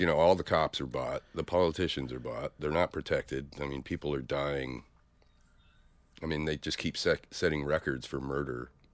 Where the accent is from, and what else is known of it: Stockton, California, United States; born or raised there; now in San Francisco, United States